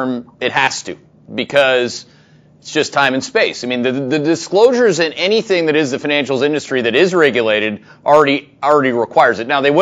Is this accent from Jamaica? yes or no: no; Canada; I'm Canadian.